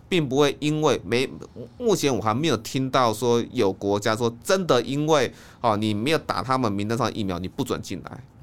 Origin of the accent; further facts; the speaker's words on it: Taiwan; 我们台湾人